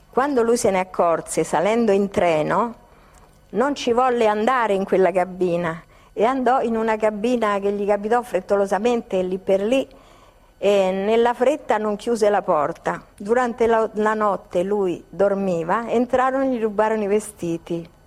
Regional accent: Rome, Lazio, Italy; now in Milan, Italy; No, io sono romana, ma di adozione milanese, perciò sono cittadina milanese.

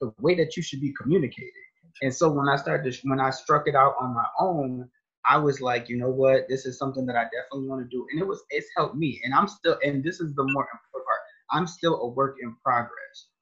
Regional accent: Rochester, New York, United States; now in Ohio, United States; I'm from Rochester, New York.

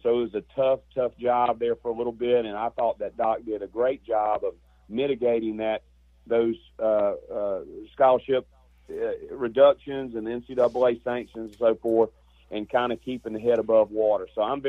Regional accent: Hattiesburg, Mississippi, United States; moved away; I'm originally from Hattiesburg as well, and I played at Southern Miss 84 through 88.

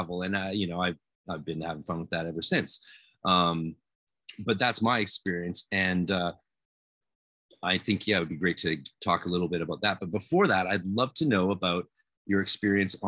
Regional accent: Canada; I'm Canadian

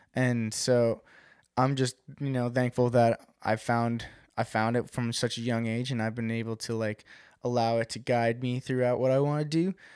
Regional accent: West Babylon, New York, United States; I grew up on the South Shore of Long Island

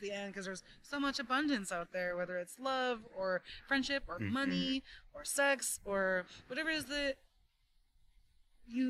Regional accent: Oxnard, California, United States; moved away as an adult; now in San Francisco, United States; I'm originally from Oxnard, California, Southern California

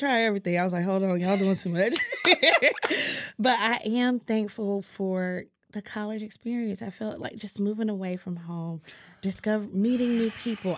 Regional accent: Greenville, North Carolina, United States; Greenville, North Carolina, two five two

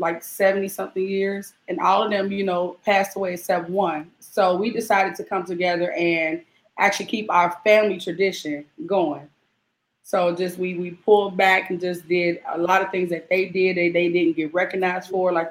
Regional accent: Cincinnati, Ohio, United States; I'm from Cincinnati, Ohio

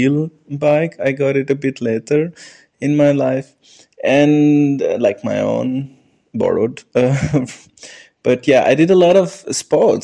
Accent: New Delhi, Delhi, India; moved away as an adult; now in Linz, Austria; I was born in New Delhi, India, and I grew up in a society, local area, which near the district called Goal Market or Central Delhi.

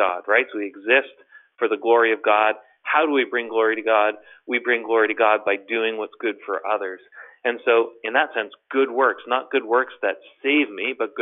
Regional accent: Toronto, Ontario, Canada; I'm from Toronto, Canada

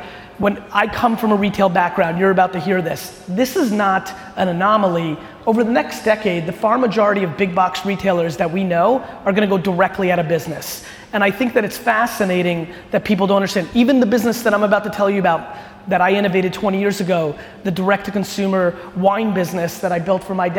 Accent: Edison, New Jersey, United States; also born or lived in Soviet Union / Queens, New York; my family immigrated to the US when I was 3 years old. We moved into a studio apartment in Queens, New York

